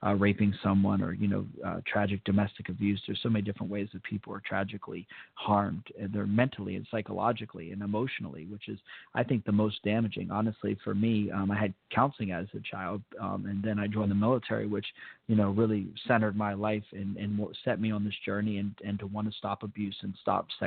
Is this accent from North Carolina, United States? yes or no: no; Fort Benning, Georgia, United States; born there; I was born in Fort Benning, as a lot of people know